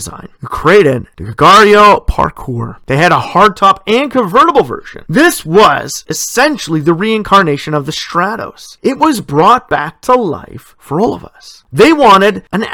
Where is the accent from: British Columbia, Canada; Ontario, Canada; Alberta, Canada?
Ontario, Canada; Sudbury; born or raised there